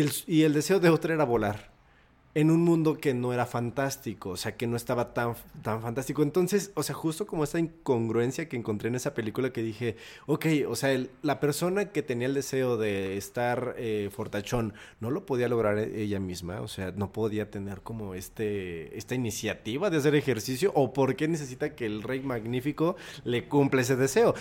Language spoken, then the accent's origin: Spanish; Pachuca, Hidalgo, Mexico; moved away as an adult; now in Mexico City, Mexico; estudié la prepa en Pachuca